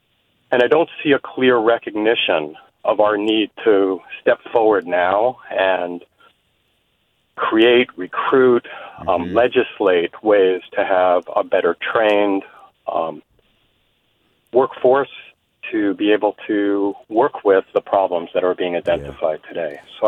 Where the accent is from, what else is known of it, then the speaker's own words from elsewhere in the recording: San Francisco, California, United States; from San Francisco, and I'm a social worker.